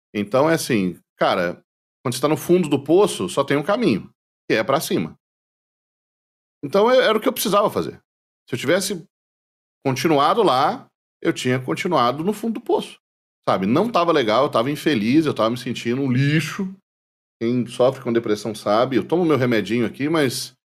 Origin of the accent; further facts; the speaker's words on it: Brazil; nós brasileiros